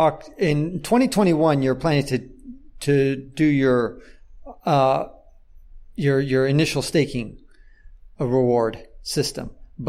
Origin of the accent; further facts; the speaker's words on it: California, United States; I mean, I'm from Silicon Valley.